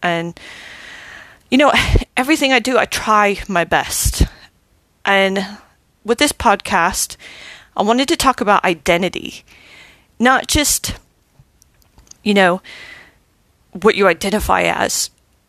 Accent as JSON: {"language": "English", "country": "Germany", "tie": "born there", "also_born_or_lived": "Arkansas", "said": "I was born in Germany, lived here, there, and everywhere, but I recognize Arkansas as my home because that's where my family live."}